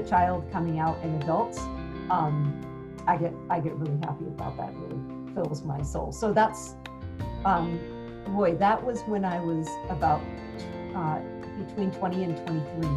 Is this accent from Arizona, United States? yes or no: yes; Sedona, Arizona, United States; also born or lived in Washington State; now in Phoenix, United States; I was from Arizona. I grew up in Sedona, Arizona.